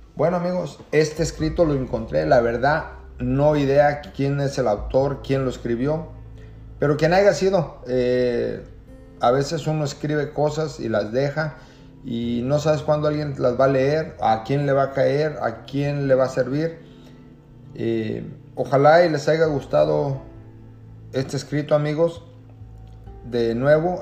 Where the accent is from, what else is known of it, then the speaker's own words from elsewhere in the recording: Jalisco, Mexico; now in Camarillo, United States; Me encuentro en la ciudad de Camarillo, California. Soy del estado de Jalisco.